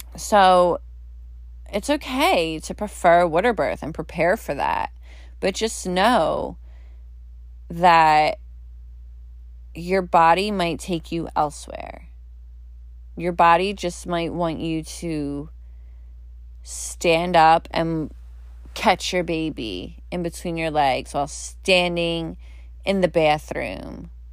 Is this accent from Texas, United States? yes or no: no; Philadelphia, Pennsylvania, United States; I grew up in Philly. You go to Philly or South Jersey, we say water. It's W O O D E R